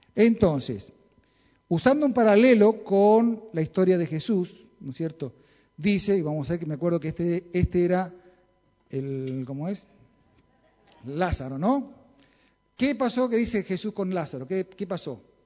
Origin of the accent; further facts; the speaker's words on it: Chaco, Argentina; Yo nací en el Chaco